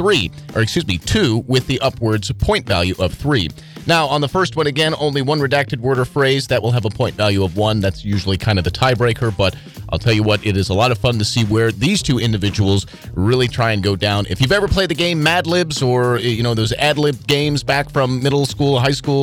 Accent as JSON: {"language": "English", "region": "Colorado", "country": "United States", "tie": "born or raised there", "said": "the Centennial State, my home state"}